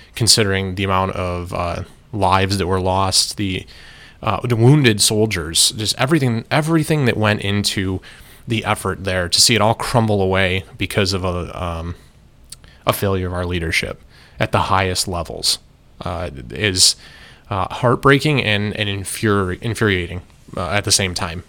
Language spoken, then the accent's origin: English; United States; I am an American citizen and an American taxpayer